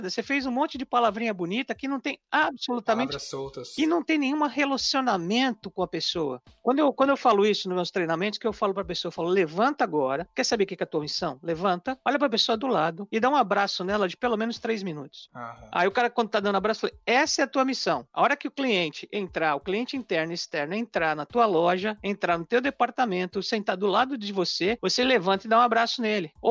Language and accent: Portuguese; United States; porque eu sou americano, eu não sei que produto eu compro para dor de cabeça over the counter